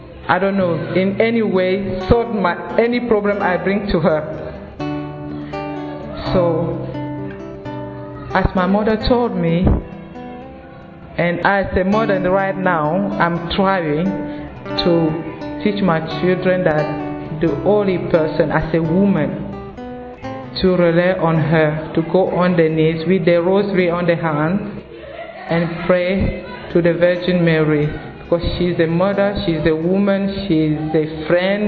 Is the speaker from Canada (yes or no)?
no; Cameroon; I'm from Cameroon